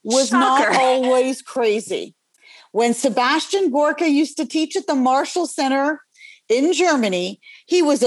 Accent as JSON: {"language": "English", "country": "Canada", "moved": "yes", "lives_now": "United States", "said": "I'm originally from Canada"}